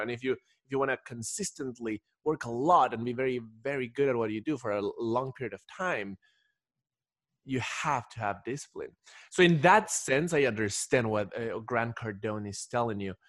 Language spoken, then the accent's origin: English; Ecuador; moved away as an adult; I'm originally from Ecuador